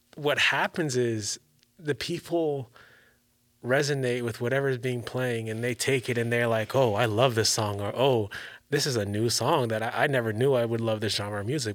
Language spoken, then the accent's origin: English; Maryland, United States; now in California, United States; I'm from Maryland